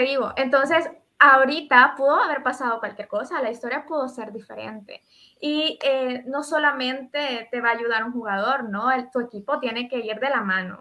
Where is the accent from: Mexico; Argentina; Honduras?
Honduras; aquí en Honduras